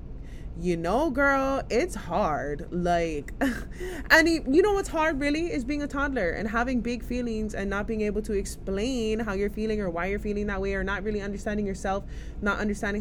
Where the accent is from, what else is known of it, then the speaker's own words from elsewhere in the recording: Hawaii, United States; a piece of land in my homeland, in my hometown community